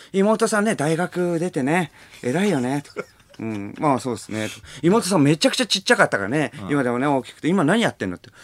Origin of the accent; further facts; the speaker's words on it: Tokyo, Japan; 地元が東京なわけでさ